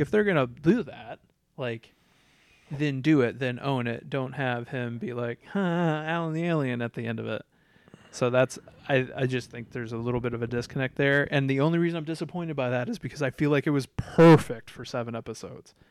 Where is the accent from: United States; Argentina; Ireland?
United States; Iowa; I'm from Iowa